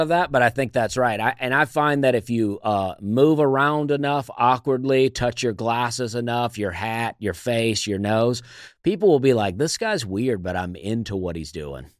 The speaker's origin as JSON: {"language": "English", "town": "Opelika", "region": "Alabama", "country": "United States", "tie": "born or raised there", "moved": "yes", "lives_now": "Nashville, United States", "said": "I am from Alabama, a town called Opelika, Alabama"}